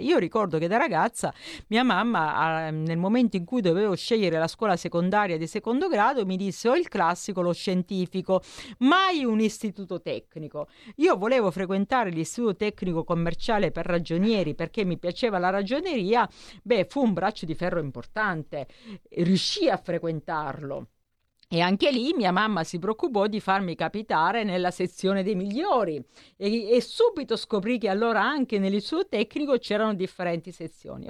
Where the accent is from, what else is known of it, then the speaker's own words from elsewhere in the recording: Nardò, Apulia, Italy; moved away as an adult; also born or lived in Milan; sono pugliese, ho frequentato le mie scuole a Nardò